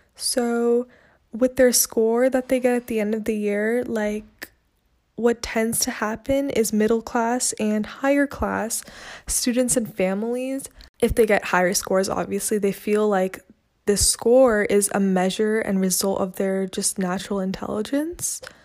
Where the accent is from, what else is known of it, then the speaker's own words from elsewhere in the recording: California, United States; also born or lived in Chennai, India; I'm from California, but my parents are from India